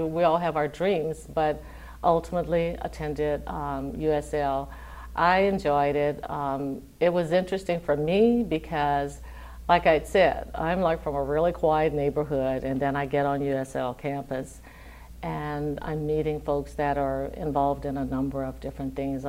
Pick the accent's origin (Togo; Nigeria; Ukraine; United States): United States; Lafayette, Louisiana; I'm originally from Lafayette, Louisiana, and grew up here in Lafayette, so I've been here all my life.